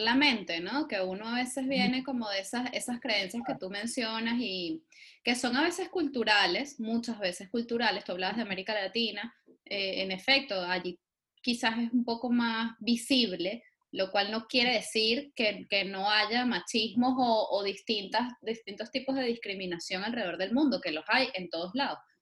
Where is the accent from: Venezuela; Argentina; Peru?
Venezuela; lo que en Venezuela llamamos un firifiri.